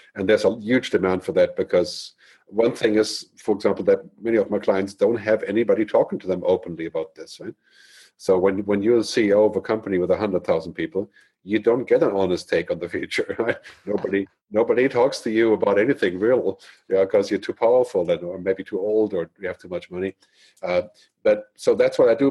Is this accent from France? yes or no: no; Germany; moved away as an adult; also born or lived in San Francisco / Boston; I grew up in Germany